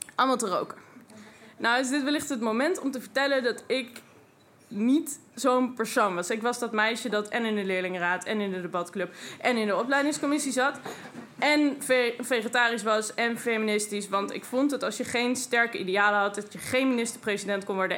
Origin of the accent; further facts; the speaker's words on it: Twente, Overijssel, Netherlands; En ik kom uit Twente.